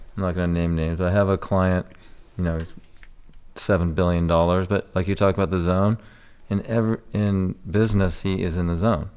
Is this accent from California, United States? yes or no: yes; Newport Beach, California, United States; moved away; I lived down in Corona del Mar, Newport Beach